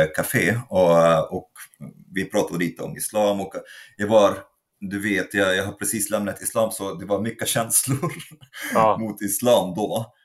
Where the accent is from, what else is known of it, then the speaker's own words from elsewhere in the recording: Egypt; moved away as an adult; now in Sweden; jag kommer från Egypten, born and raised